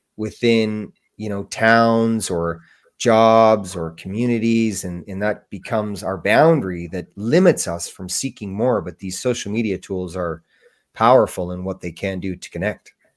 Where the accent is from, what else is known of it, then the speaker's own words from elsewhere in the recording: Canada; I'm from Canada